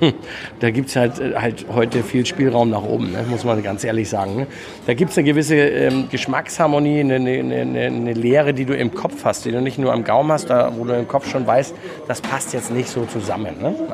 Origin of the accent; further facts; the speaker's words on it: Germany; now in Austria; ich als Deutscher, der 20 Jahre in Österreich lebt, äh, liebt die Würste in Österreich.